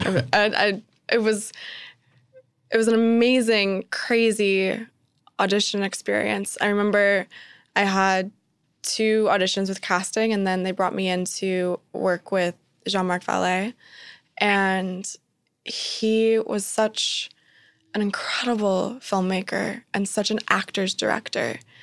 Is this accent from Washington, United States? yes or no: yes; Spokane, Washington, United States; I was born and raised in Spokane, Washington, which is a smaller city on the border of Washington and Idaho State